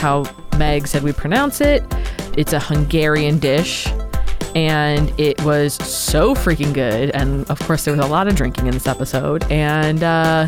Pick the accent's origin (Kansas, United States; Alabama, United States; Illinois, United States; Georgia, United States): Illinois, United States; Chicago; now in New York, United States; I'm from Chicago